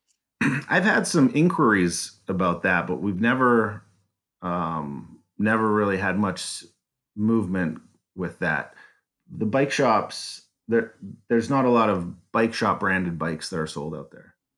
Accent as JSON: {"language": "English", "town": "Calgary", "region": "Alberta", "country": "Canada", "tie": "born or raised there", "moved": "as an adult", "lives_now": "Detroit, United States", "said": "I was born in Calgary"}